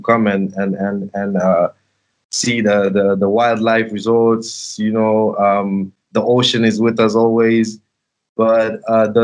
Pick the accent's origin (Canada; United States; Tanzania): Tanzania; I was born here in 95, so that's when I adjusted to the Tanzanian life, and I can speak Swahili perfect.